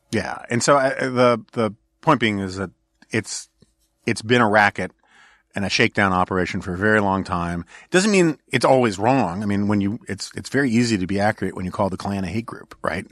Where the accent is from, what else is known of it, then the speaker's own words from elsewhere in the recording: New York City, New York, United States; now in Washington, D.C., United States; I grew up in New York City.